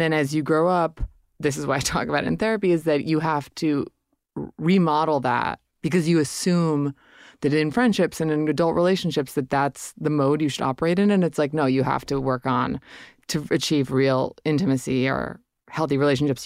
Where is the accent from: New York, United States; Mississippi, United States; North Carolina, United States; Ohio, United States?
New York, United States; Hudson Valley, upstate; I grew up in upstate New York in the Hudson Valley